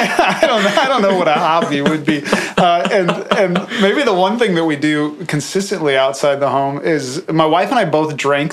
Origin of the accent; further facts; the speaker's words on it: far northeast Iowa, United States; I'm from far northeast Iowa. I think it's the most aesthetically pleasing part of the state of Iowa. It's beautiful